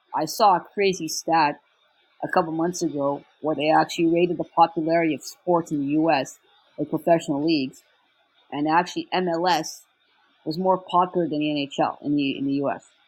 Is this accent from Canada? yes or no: yes; Canada; now in Montreal, Canada; I'm English Canadian, so it's kind of different.